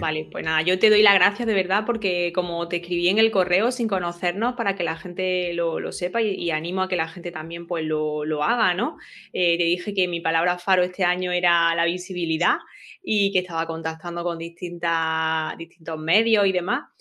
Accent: Granada, Andalusia, Spain; yo soy de Granada

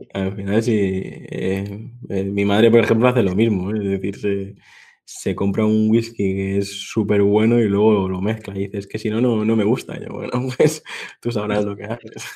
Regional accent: Mallorca, Balearic Islands, Spain; mi tierra y te puedo decir que si un día vienes por aquí, por, por Mallorca

